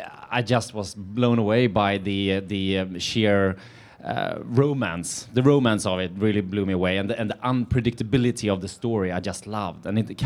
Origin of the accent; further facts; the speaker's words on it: suburbs of Stockholm, Stockholm County, Sweden; moved away as an adult; now in Venice Beach, United States; I grew up outside Stockholm, in the suburbs of Stockholm, yeah.